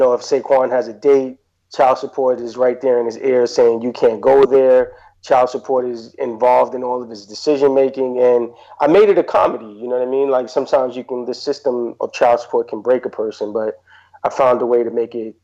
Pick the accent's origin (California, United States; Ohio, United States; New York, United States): New York, United States; New York City; I grew up in Queensbridge Projects, so growing up in Queensbridge